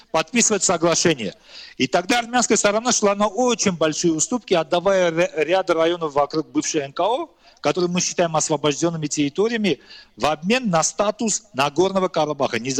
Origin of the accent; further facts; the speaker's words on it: Armenia; ну вот я как армянин считаю, это часть, э, эти земли часть исторической территории Армении.